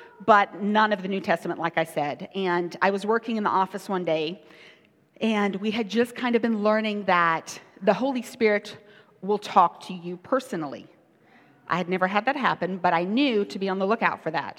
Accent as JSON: {"language": "English", "country": "South Africa", "tie": "born or raised there", "said": "I grew up in South Africa."}